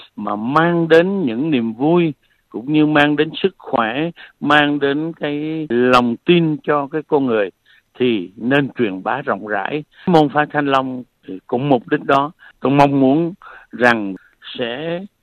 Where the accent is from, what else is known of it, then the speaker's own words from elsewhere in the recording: Phu Yen, Vietnam; moved away; also born or lived in Da Lat / Nha Trang / Ho Chi Minh City; Tôi sinh ra lớn lên ở Phú Yên